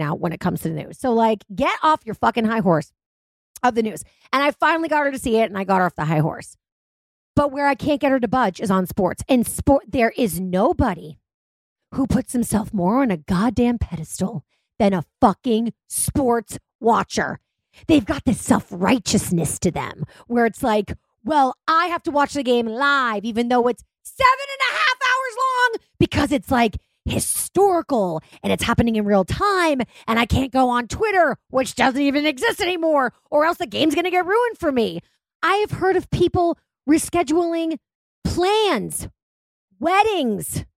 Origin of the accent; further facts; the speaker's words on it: Boston, Massachusetts, United States; I'm from Boston. It's also a very unwell town